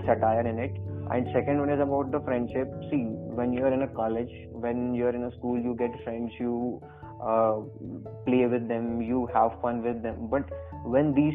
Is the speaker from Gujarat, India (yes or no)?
no; Nagaur, Rajasthan, India; I'm from Rajasthan only. I'm from Nagaur.